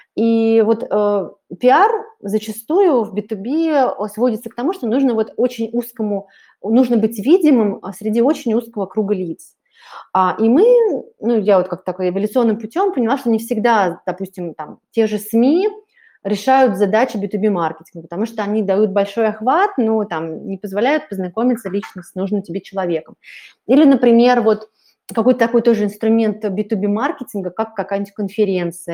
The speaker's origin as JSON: {"language": "Russian", "country": "Russia", "said": "я из России, в общем-то, живу в Москве"}